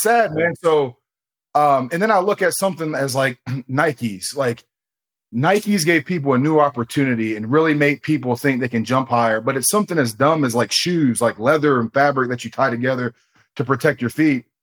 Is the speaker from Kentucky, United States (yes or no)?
no; Ohio, United States; I'm from Ohio. I'm in Columbus, Ohio.